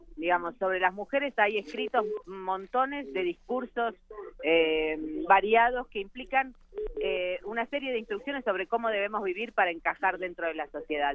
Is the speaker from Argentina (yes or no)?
yes; Argentina; yo vengo de Argentina